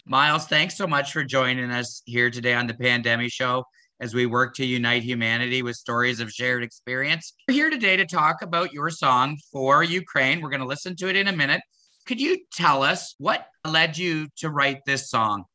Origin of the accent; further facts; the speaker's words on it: Canada; as a Canadian, I was raised to believe that we were a peacekeeping nation